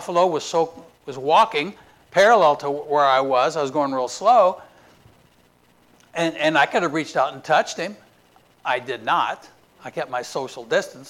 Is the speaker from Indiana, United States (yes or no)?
yes; Indiana, United States; now in Florida, United States; We're from Indiana